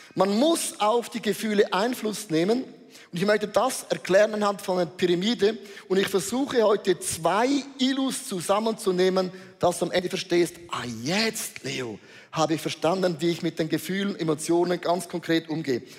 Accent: Switzerland; hat unser Bundesrat gesagt

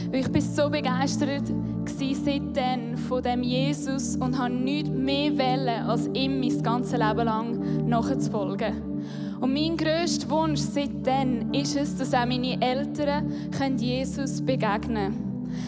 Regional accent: Hochdorf, Lucerne, Switzerland; Ich bin in Hochdorf aufgewachsen, das ist im Kanton Luzern.

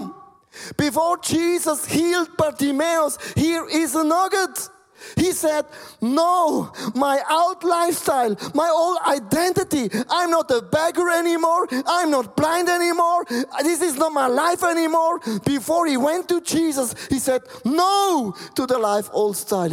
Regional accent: Switzerland; English is a second language; My English is, you can hear, I'm from Switzerland.

